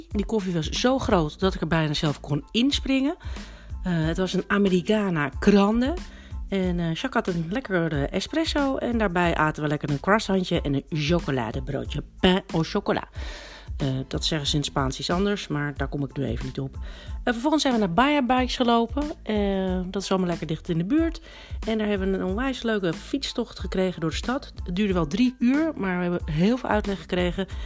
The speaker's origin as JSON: {"language": "English", "country": "Japan", "tie": "born there", "said": "the same as the uh, way I was born in Japan."}